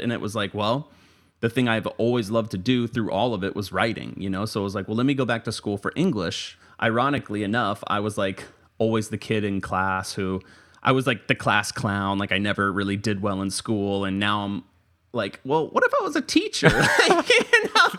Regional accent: Tampa, Florida, United States; also born or lived in Orlando, Florida; I'm from Tampa, Florida, so not far from Orlando where I went to school and worked for a little bit

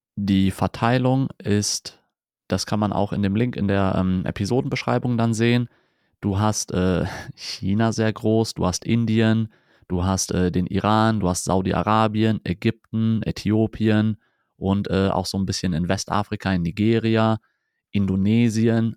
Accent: Germany; bei uns in Deutschland

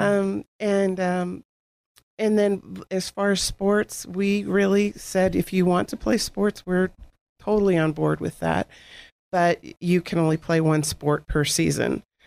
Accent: Girard, Pennsylvania, United States; I, I grew up, we both grew up in Girard

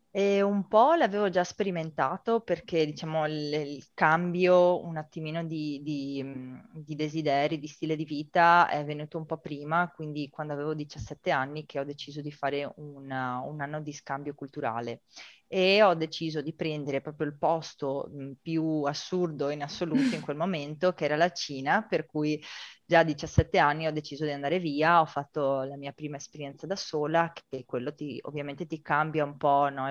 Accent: Rovigo, Veneto, Italy; moved away as an adult; also born or lived in China / Argentina; vengo da Rovigo

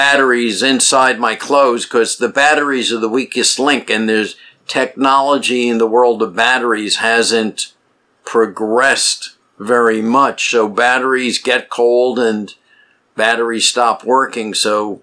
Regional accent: New York City, New York, United States; I grew up in New York City

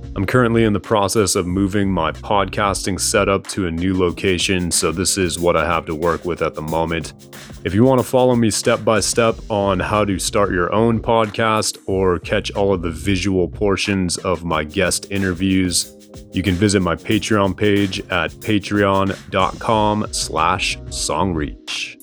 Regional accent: Oahu, Hawaii, United States; We grew up on Oahu together

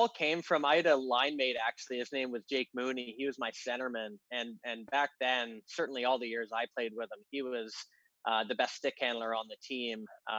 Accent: Canada; You think I'm part Russian. I'm full Canadian.

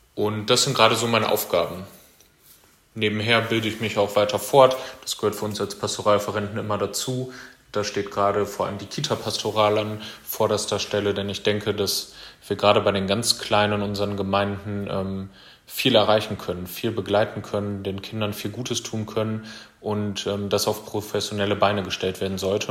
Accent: Nordwalde, North Rhine-Westphalia, Germany; moved away as an adult; also born or lived in Münster / Paderborn / Sassenberg / Füchtorf; now in Riesenbeck, Germany; komme gebürtig aus Nordweide, Kreis Steinfurt

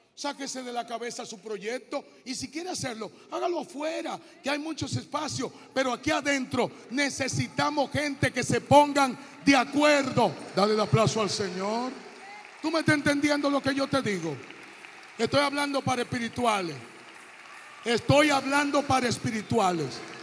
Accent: Hato Mayor, Dominican Republic; moved away as an adult; also born or lived in Santo Domingo; yo vengo de Atomayor

